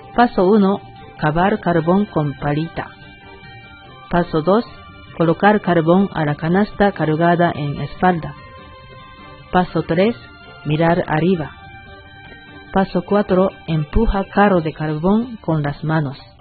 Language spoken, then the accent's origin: Spanish; Fukuoka, Japan; Spanish is a second language; moved away as an adult; now in Bolivia; Letra expresa su vida cotidiana en Prefectura Fukuoka, que es mi tierra natal